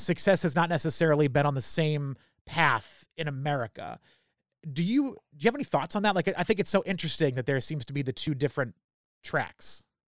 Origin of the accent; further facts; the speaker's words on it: New Hampshire, United States; I grew up in New Hampshire